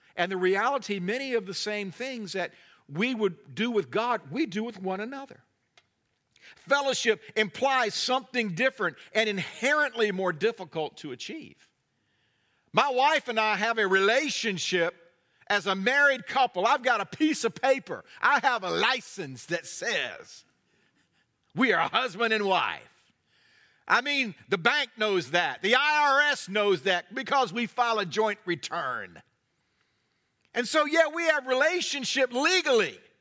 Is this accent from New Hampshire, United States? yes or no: no; North Carolina, United States; I'm from North Carolina